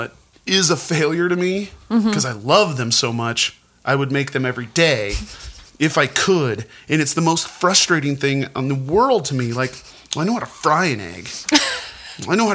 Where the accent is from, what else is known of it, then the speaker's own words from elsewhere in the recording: Montana, United States; growing up in Montana